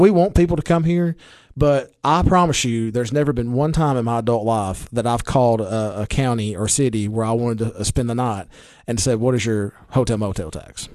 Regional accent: Baxter, Tennessee, United States; I'm from Baxter and I'm a county commissioner

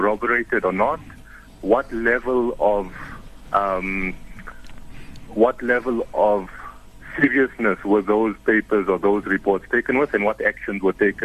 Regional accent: South Africa; all of us as South Africans

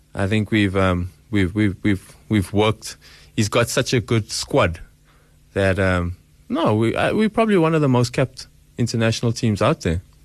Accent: Boksburg, Gauteng, South Africa; I'm just slightly from Boksburg

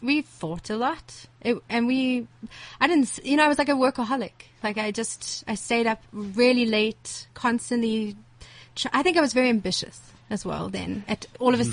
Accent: Johannesburg, Gauteng, South Africa; I grew up in, in Rivonia, uh, in ah. Sunning Hill, around the corner here.

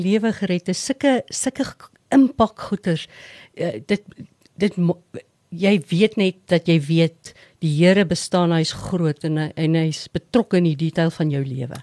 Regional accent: Sabie, Mpumalanga, South Africa; moved away as an adult; also born or lived in Witbank / Pretoria; ek het grootendeels op Sabie groot geword in die Oos-Transvaal

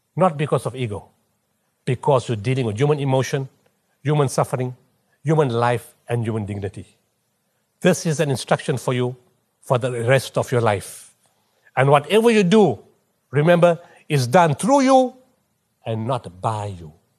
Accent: Potchefstroom, North West, South Africa; moved away; also born or lived in Durban / Pietermaritzburg; I'm from Potchefstroom

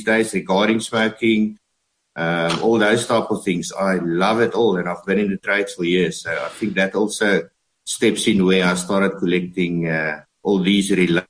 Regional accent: Bloemfontein, Free State, South Africa; I'm from Bloemfontein.

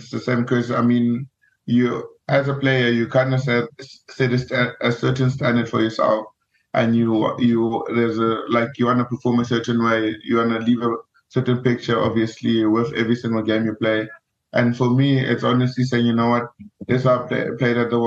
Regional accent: Free State, South Africa; I am from the Free State

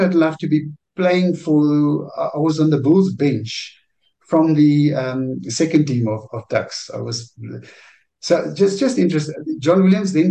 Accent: Harrismith, Free State, South Africa; I grew up in Harry Smith in the Free State.

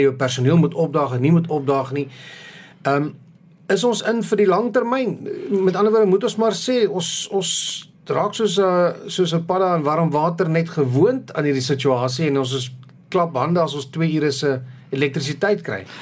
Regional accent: South Africa

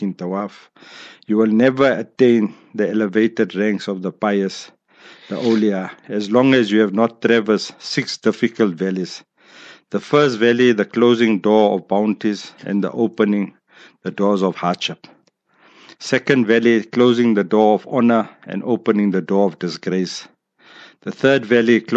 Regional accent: South Africa; South Africa

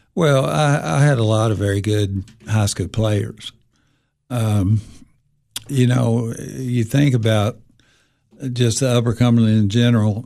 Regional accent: Jackson County, Tennessee, United States; I grew up in Jackson County.

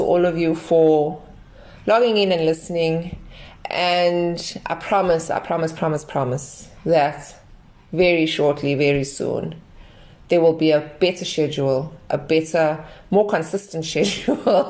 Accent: Durban, KwaZulu-Natal, South Africa; I am from South Africa, Durban, South Africa

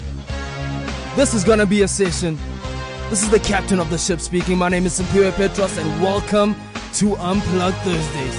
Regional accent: Eastern Cape, South Africa; I'm from Eastern Cape. Like, I wasn't born in Gauteng

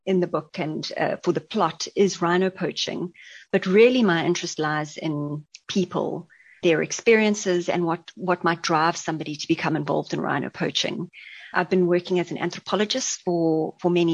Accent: Durban, KwaZulu-Natal, South Africa; also born or lived in Hluhluwe, South Africa; growing up in KwaZulu-Natal, and I was born in Hlulhlwe, a small town in Zululand, where my parents were living

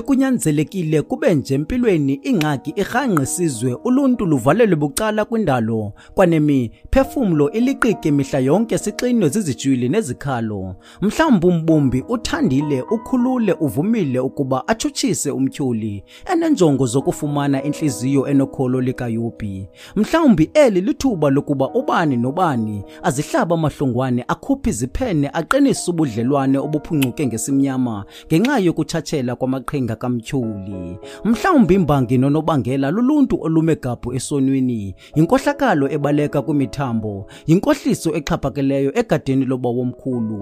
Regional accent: Eastern Cape, South Africa; I'm from South Africa at Eastern Cape.

